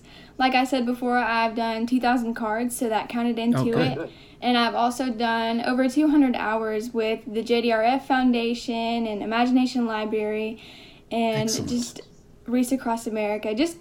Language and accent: English; Knoxville, Tennessee, United States; my hometown, which is Knoxville